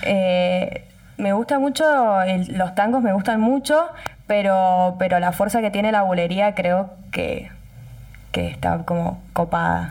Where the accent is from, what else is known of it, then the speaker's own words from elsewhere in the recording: Tupungato, Mendoza, Argentina; yo nací en Tupungato, toda mi familia es de Tupungato, hice la primaria, la secundaria, tengo todos mis amigos en Tupungato